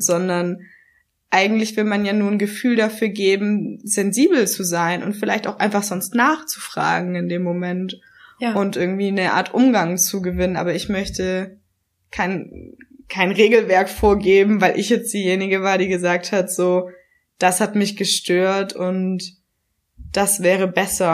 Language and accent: German; Swabia, Baden-Württemberg, Germany; accent: leicht schwäbisch; Ich bin hier geboren worden, ich bin hier aufgewachsen. So, ja. wenn ich nach Hause komme, kriege ich meinen leicht schwäbischen Akzent